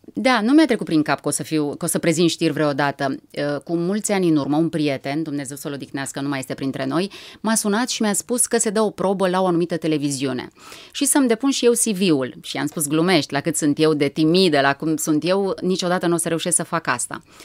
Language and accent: Romanian; Râmnicu Vâlcea, Vâlcea County, Romania; m-am născut la Râmnicu Vâlcea. Părinții mei uh, ne-au uh, oferit o copilărie mie și fratelui meu, Adrian, foarte frumoasă